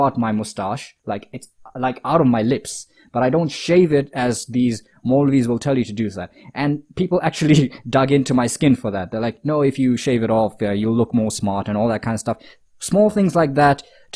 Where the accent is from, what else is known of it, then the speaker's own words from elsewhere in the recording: Botswana; the Tablighis have the biggest reach in Botswana. So obviously, coming close to Allah means getting in deep with the work of Tabligh. And alhamdulillah, all praise to Allah, I did get in with the work of Tabligh. I did it in my hometown.